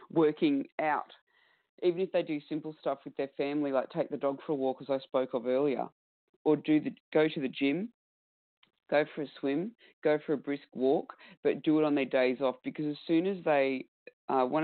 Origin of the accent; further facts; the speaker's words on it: Australia; accent: Australian; It's okay, my Australian accent.